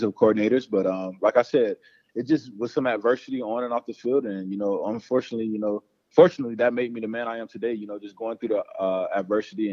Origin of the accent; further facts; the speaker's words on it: Panama City, Florida, United States; growing up in Panama City, Florida, where, you know, it's close to Tallahassee, Doak Campbell Stadium